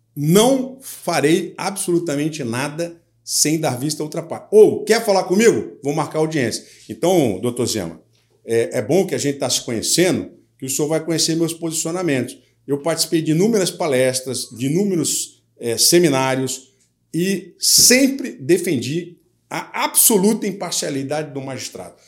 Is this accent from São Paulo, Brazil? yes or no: yes; Jundiaí, São Paulo, Brazil; now in Rio de Janeiro, Brazil; Eu saí lá da minha terra de Jundiaí, filho de uma empregada doméstica, com um metalúrgico. Cheguei aqui no Rio de Janeiro